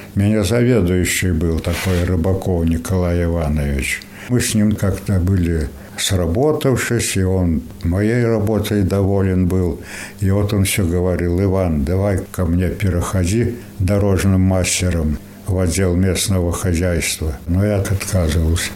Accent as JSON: {"language": "Russian", "town": "Zilupe", "region": "Latgale", "country": "Latvia", "tie": "born or raised there", "also_born_or_lived": "Sebezh, Russia", "said": "Я же прописан, говорю, житель Латвии"}